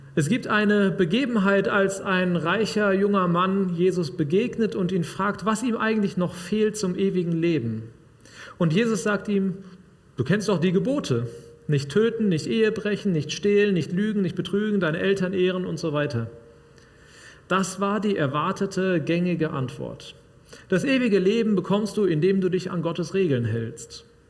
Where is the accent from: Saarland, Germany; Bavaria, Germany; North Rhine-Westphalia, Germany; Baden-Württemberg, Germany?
North Rhine-Westphalia, Germany; Sauerland; moved away; Bei uns im Sauerland